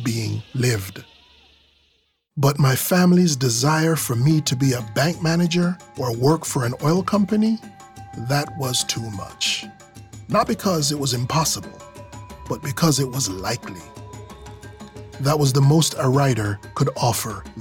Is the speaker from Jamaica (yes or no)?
yes; Jamaica; also born or lived in Nigeria; now in United States; I was born in Nigeria, raised in Jamaica, and lived most of my life in America.